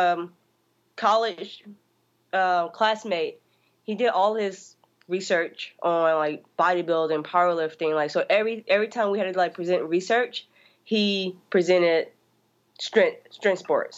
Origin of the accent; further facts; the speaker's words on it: Louisiana, United States; moved away; I'm from Louisiana.